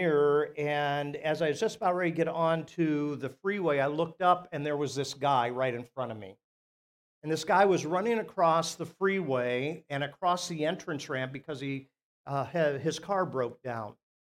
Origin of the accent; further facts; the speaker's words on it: Akron, Ohio, United States; Where I grew up in Akron, there was a church two doors up